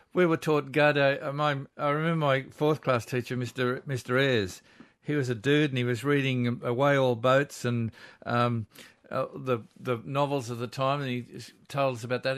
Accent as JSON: {"language": "English", "area": "Georges River", "region": "New South Wales", "country": "Australia", "tie": "born or raised there", "said": "I grew up on the Georges River"}